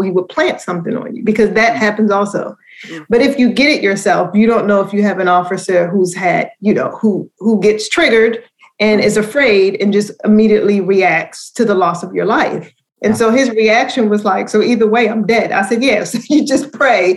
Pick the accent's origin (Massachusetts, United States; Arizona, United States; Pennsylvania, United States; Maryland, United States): Maryland, United States; Baltimore; accent: Baltimore; letting my Baltimore accent come through, like saying Baltimore, Maryland, instead of Baltimore, Maryland.